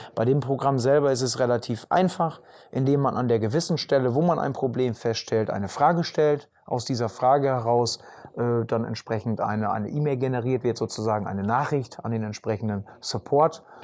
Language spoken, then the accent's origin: German; Emsland, Lower Saxony, Germany; bei uns im Emsland